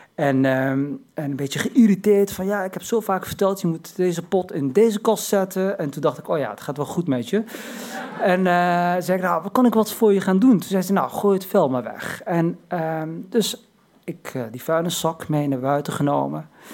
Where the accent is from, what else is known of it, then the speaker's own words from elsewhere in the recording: Morocco; ik ben geen Turk, maar een Marokkaan